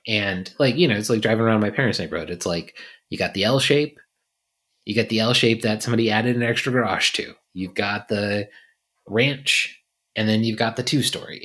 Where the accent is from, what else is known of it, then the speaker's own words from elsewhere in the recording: Virginia, United States; moved away; I grew up in a city that, you know, when I think I was born, there was two hundred fifty thousand people